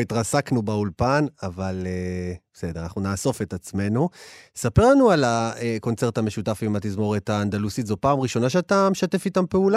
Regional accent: Ashdod, Southern District, Israel; אני גדלתי באשדוד

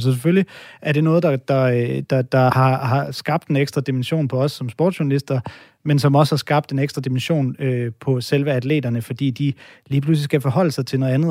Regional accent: Denmark; hvid mand her, der er født og opvokset i Danmark

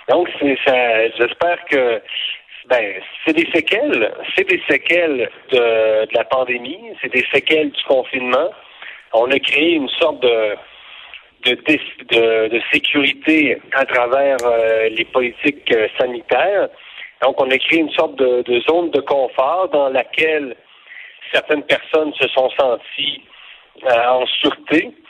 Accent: Canada; on est on est canadien

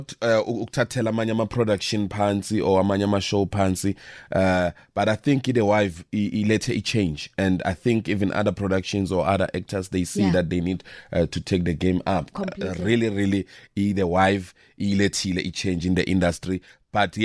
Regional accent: Witbank, Mpumalanga, South Africa; I was born in Witbank. I grew up in Witbank. I studied in Witbank, so everything. Right. I'm a Malahleni guy, yes.

